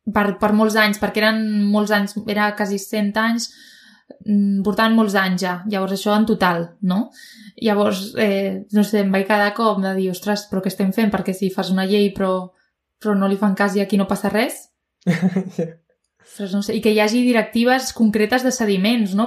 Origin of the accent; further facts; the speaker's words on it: Province of Tarragona, Catalonia, Spain; sóc de Terres de l'Ebre, però sóc de la província